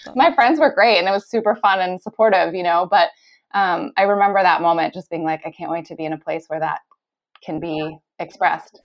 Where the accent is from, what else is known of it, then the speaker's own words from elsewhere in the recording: California, United States; moved away as an adult; also born or lived in North Carolina; now in Australia; I grew up in California. I went to school in North Carolina